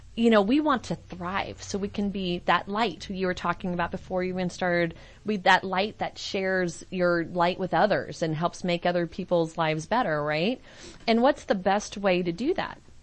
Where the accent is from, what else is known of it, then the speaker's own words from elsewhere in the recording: San Francisco, California, United States; I'm from San Francisco